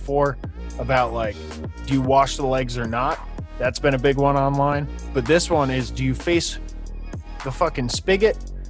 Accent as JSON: {"language": "English", "region": "New York", "country": "United States", "moved": "yes", "lives_now": "California, United States", "said": "in my home state of California, my current home state, New York will always kind of have a special place"}